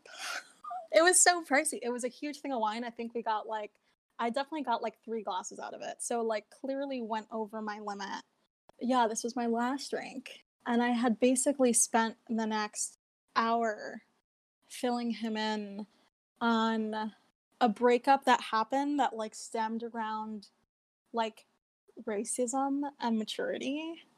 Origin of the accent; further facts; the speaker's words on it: New York City, New York, United States; I'm from New York, specifically East Harlem